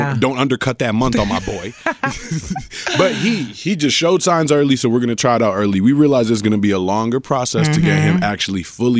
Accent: Medellín, Antioquia, Colombia; I'm from Medellin. Medellin, Colombia is famous around the world for not just food, coffee, everything.

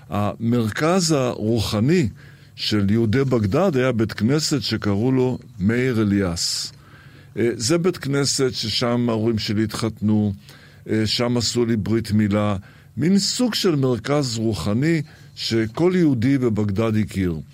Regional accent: Israel; also born or lived in Iraq; הילדות שלי בעיראק היא בעצם ילדות יד שנייה, כיוון שנולדתי בעיראק, אבל בגיל שנתיים כבר הייתי בישראל, וזה בכלל סיפור. אני נולדתי בעיראק אחרי שהיהודים עזבו את עיראק.

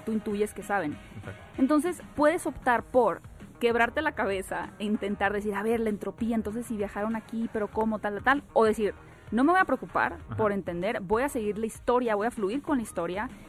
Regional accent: northern Mexico, Mexico; moved away; soy súper norteña. Exacto. Y allá tenemos muy buena palabra de honor

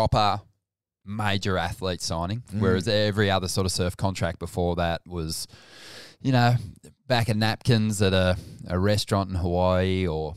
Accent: New Brighton, New South Wales, Australia; we grew up in New Brighton

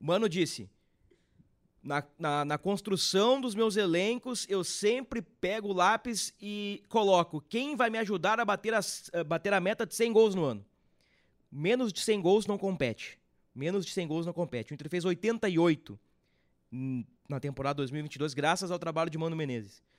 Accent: Gaúcho, Rio Grande do Sul, Brazil; nós gaúchos, nós da região sul

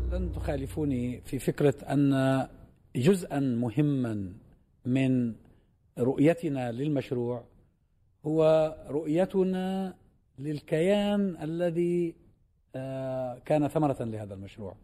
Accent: Palestine; لنا كفلسطينيين

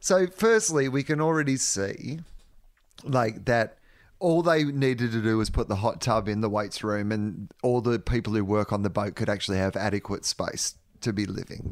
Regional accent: Australia; as an Australian

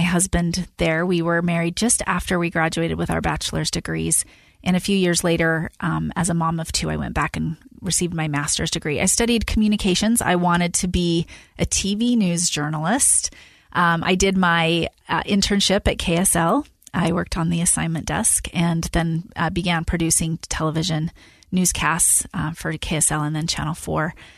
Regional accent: West Valley City, Utah, United States; I grew up in West Valley City, Utah.

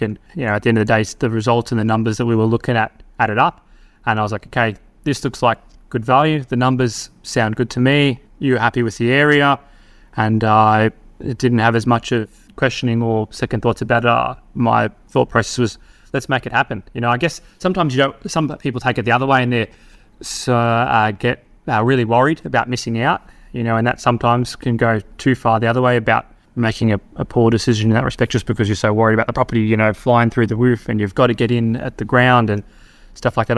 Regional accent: Victoria, Australia; moved away as an adult; now in Darwin, Australia; Melbourne, you know, my home state

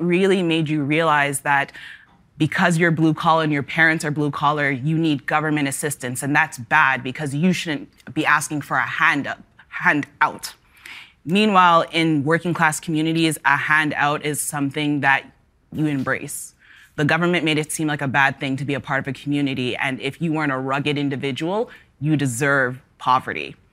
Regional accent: Toronto, Ontario, Canada; I grew up in the Northwest Corridor of Toronto, and one day I grew up in Etobicoke, the next day I was in Toronto.

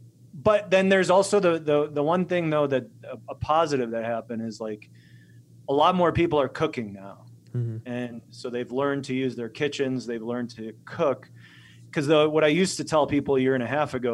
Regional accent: Chicago, Illinois, United States; also born or lived in Poland; now in Montana, United States; Growing up in Chicago

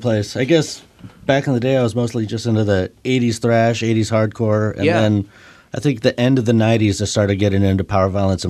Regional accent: Mr. Bungle's hometown, California, United States; now in Seattle, United States; Mr. Bungle is from my hometown

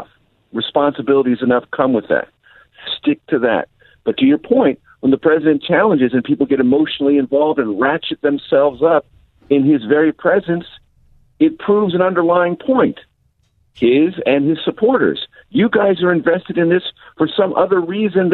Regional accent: San Diego, California, United States; moved away as an adult; also born or lived in Amarillo, Texas / Las Vegas, Nevada / Houston, Texas / Columbia, Missouri; now in Washington, United States; I grew up in San Diego, came to the Midwest

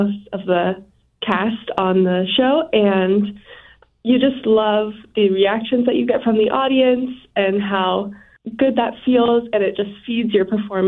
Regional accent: Salt Lake City, Utah, United States; I am originally from Salt Lake City, Utah, and I used to be a skier in the mountains up there

